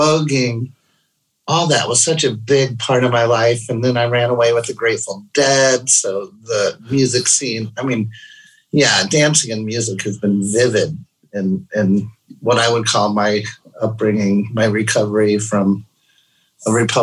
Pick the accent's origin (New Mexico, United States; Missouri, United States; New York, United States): Missouri, United States; St. Louis; growing up in St. Louis